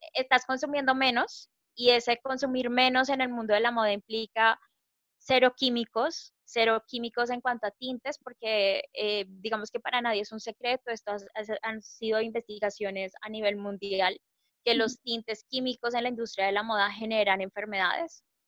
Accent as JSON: {"language": "Spanish", "country": "Colombia"}